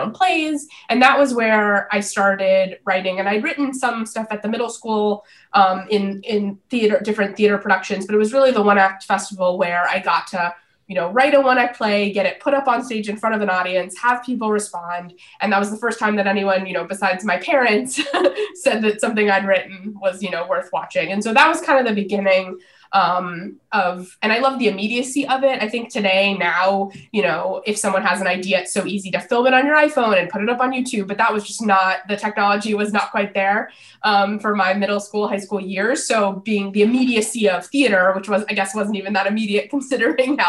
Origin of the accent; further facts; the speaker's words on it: Los Angeles, California, United States; And I grew up in Los Angeles. I'm third generation LA native.